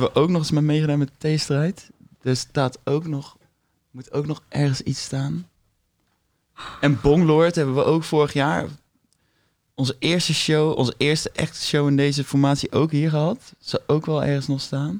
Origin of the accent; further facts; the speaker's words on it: Bergen op Zoom, North Brabant, Netherlands; ik ben muzikant, geboren en getogen in Berg op Zoom